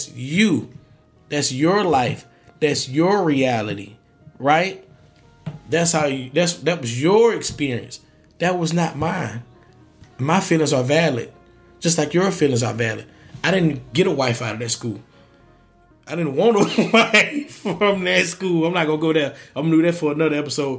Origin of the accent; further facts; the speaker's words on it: Augusta, Georgia, United States; I'm from Augusta, Georgia. So it's like, I know that that's my home